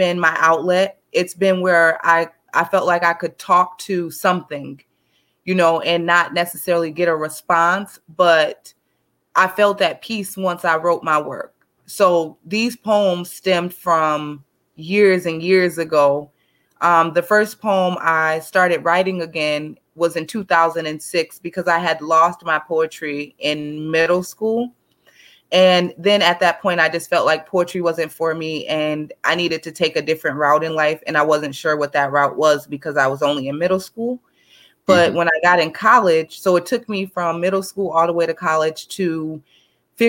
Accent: St. Paul, Minnesota, United States; I'm from St. Paul, Minnesota

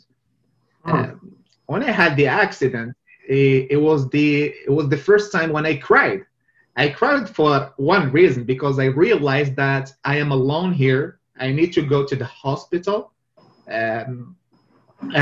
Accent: Meknes, Fès-Meknès, Morocco; moved away as an adult; also born or lived in Rabat, Morocco / Toronto, Canada / Edmonton, Canada; now in Montreal, Canada; I grew up in McNess.

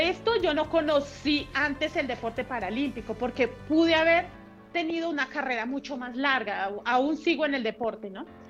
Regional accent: Puente Nacional, Santander, Colombia; mi historia empieza eh, hace algunos años por allí en Puente Nacional Santander

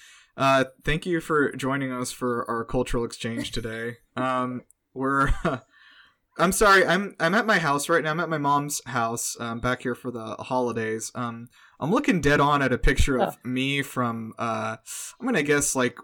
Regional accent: India; being Indian

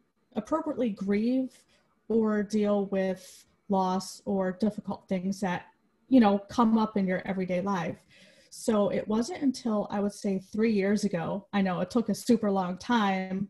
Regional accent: New Jersey, United States; moved away as an adult; now in Virginia, United States; I'm originally from New Jersey

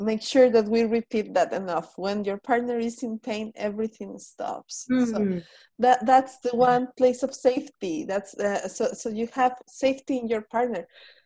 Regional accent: Mexico; I am Mexican

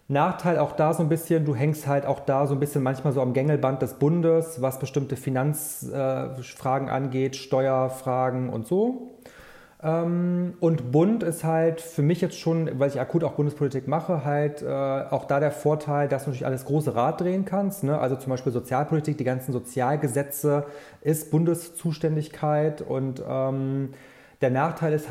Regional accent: Troisdorf, North Rhine-Westphalia, Germany; Ich komme aus Troisdorf, was ja nah bei Köln ist

